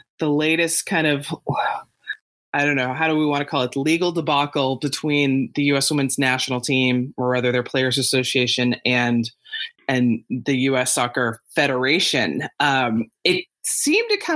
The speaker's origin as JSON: {"language": "English", "town": "Houston", "region": "Texas", "country": "United States", "tie": "born or raised there", "said": "Houston, yes, my hometown"}